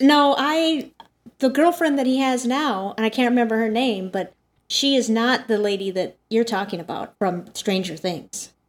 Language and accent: English; Montana, United States; moved away; I'm from Montana originally.